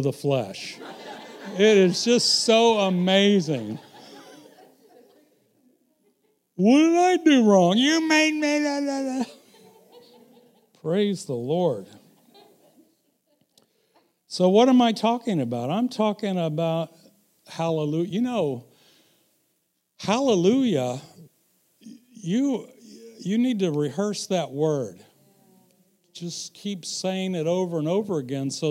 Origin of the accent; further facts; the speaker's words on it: Missouri, United States; I'm from Missouri